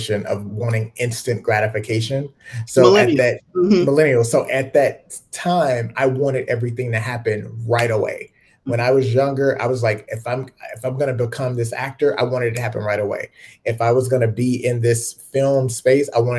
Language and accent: English; Mississippi, United States; also born or lived in Chicago, Illinois; I grew up in Mississippi, but, you know, I'm originally from Chicago